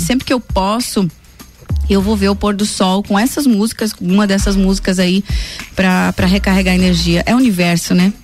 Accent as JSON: {"language": "Portuguese", "region": "northern Paraná", "country": "Brazil", "tie": "born or raised there", "also_born_or_lived": "Rio Grande do Sul", "moved": "yes", "lives_now": "Santa Catarina, Brazil", "said": "Sou gaúcha, me criei no Paraná e virei barriga verde"}